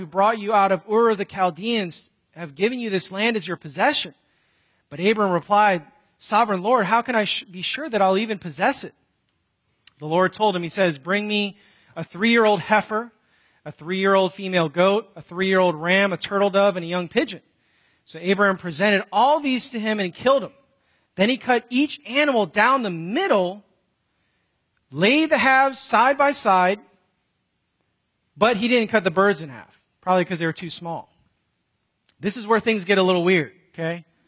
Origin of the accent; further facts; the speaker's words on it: Chicago, Illinois, United States; where I grew up in Chicago